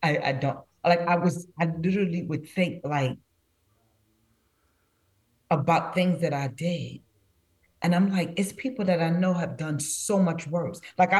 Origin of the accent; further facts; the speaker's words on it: New York City, New York, United States; growing up in Brooklyn